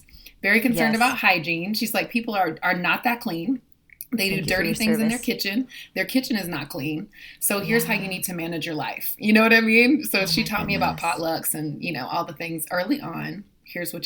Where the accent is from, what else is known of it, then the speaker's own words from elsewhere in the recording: the South, United States; Growing up in the South